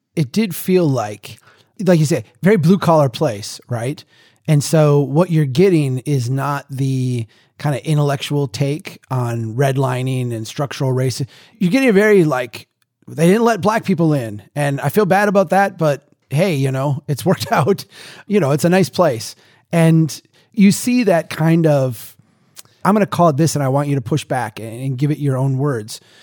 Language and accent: English; Brainerd, Minnesota, United States; my hometown here, in Brainerd